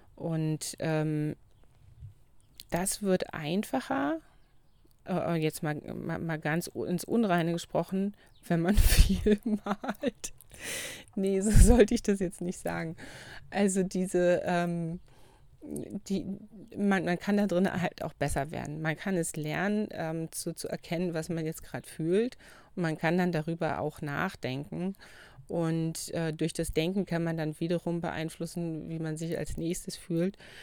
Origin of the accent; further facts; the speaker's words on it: Brandenburg, Germany; now in Lüneburg, Germany; wo ich herkomme im Brandenburgischen